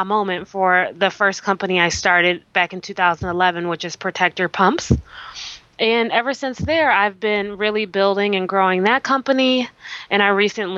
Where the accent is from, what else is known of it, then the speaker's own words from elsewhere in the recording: Milwaukee, Wisconsin, United States; also born or lived in Alabama; I'm originally from Milwaukee, Wisconsin, grew up in the Midwest